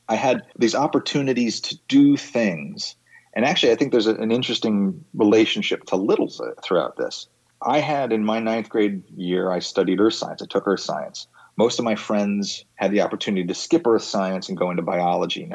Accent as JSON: {"language": "English", "town": "Bedford", "region": "New York", "country": "United States", "tie": "born or raised there", "moved": "as an adult", "lives_now": "Washington, D.C., United States", "said": "I grew up in Bedford, New York, Westchester County, about an hour north of New York City"}